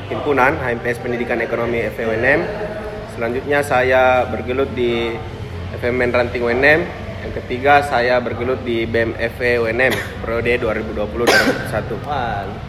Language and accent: Indonesian; Makassar, South Sulawesi, Indonesia; born there; Tempat tanggal lahir Ujung Pandang 11 Februari tahun 2000